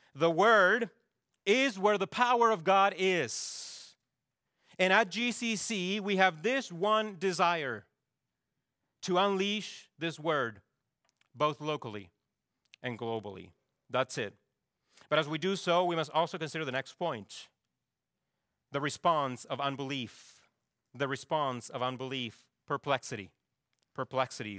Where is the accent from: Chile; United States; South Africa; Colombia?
Chile; moved away; my home country of Chile